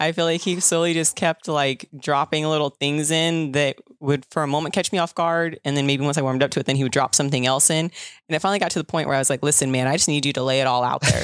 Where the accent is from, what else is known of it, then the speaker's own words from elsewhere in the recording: Southern California, United States; I'm from SoCal